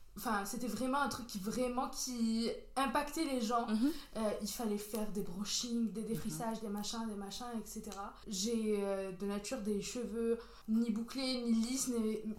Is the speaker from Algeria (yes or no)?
yes; Béjaïa, Béjaïa Province, Algeria; moved away; J'ai grandi en Algérie, plus précisément à Béjaïa.